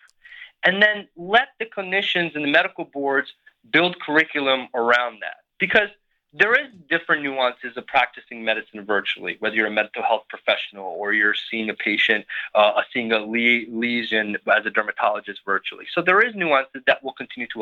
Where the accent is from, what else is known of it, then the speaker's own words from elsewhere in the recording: Florida, United States; I'm from Florida, and I went to several nursing schools and medical schools